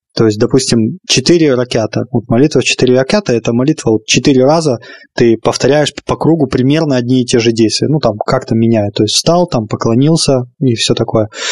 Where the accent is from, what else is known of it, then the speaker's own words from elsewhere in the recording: Russia; страна, в которой я родился, в которой я 25 лет уже живу